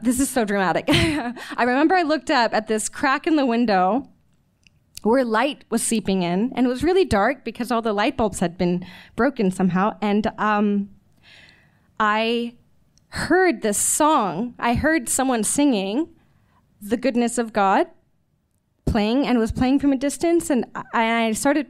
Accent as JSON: {"language": "English", "region": "Missouri", "country": "United States", "tie": "born or raised there", "also_born_or_lived": "Texas", "said": "I was born in Texas. I grew up in Missouri with my parents"}